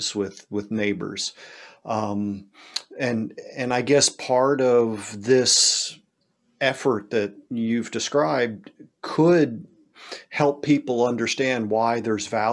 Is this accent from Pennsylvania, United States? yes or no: yes; Lower Bucks County, Pennsylvania, United States; I grew up in Lower Bucks County, Pennsylvania, just sort of northwest suburbs of Philadelphia.